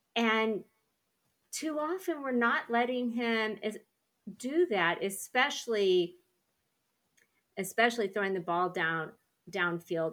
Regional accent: Weatherford, Oklahoma, United States; I'm from Weatherford

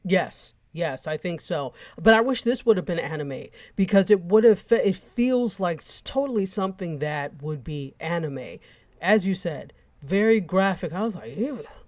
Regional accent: United States; I was born in the States

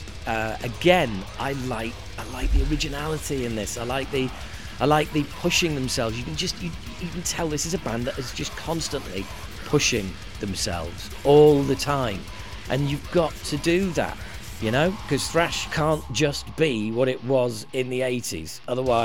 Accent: Harrogate, Yorkshire and the Humber, United Kingdom; moved away; a record shop in my hometown of Harrogate

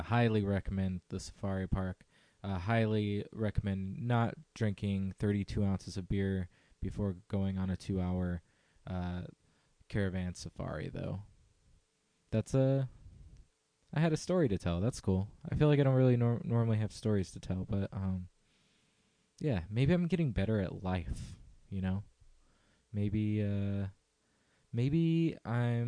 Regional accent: Visalia or Fresno, California, United States; my hometown area of Visalia or Fresno

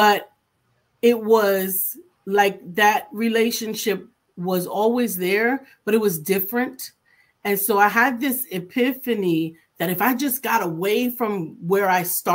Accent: New York City, New York, United States; I'm from New York City.

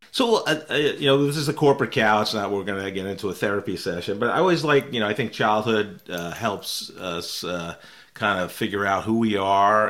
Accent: New York, United States; I was, uh, one state over in New York

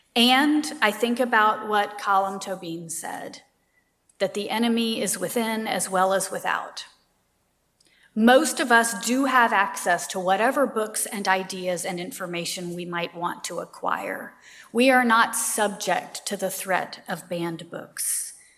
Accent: Savannah, Georgia, United States; I grew up in Savannah, Georgia.

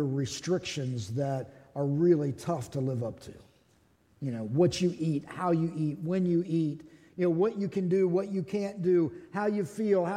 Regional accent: Pittsburgh, Pennsylvania, United States; moved away; I was raised in Pittsburgh

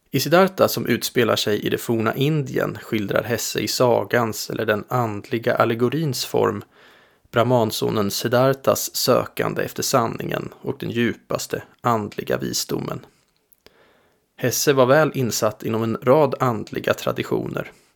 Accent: Linköping, Östergötland, Sweden; Linköping där jag växte upp

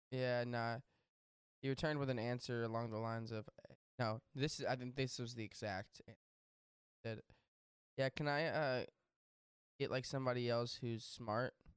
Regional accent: Texas, United States; I grew up in Texas

